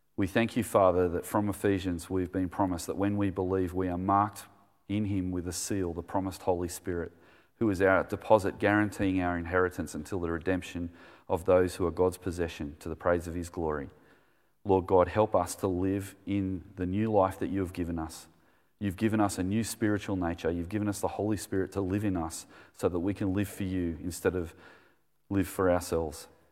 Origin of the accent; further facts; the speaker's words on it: Australia; We, we were being Australian